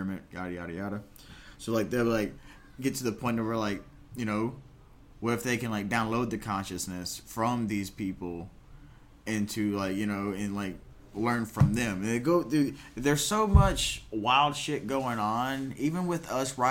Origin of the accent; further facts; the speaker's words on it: United States; my home country